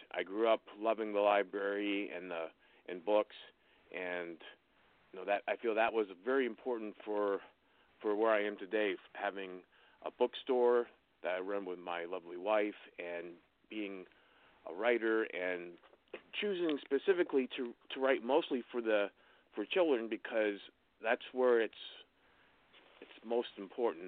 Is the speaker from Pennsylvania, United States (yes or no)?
yes; Wellsboro, Pennsylvania, United States; moved away as an adult; also born or lived in Wisconsin / Colorado; I grew up in Wellsboro, Pennsylvania, which is a little rural, rural town in north central Pennsylvania